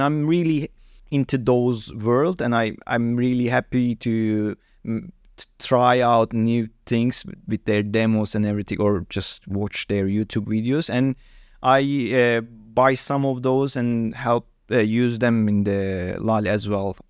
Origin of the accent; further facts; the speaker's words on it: Hatay, Turkey; English is a second language; now in Istanbul, Turkey; I'm actually living in Istanbul, but my hometown is Hatay, really south side of the Turkey, which is close to Mediterranean Sea.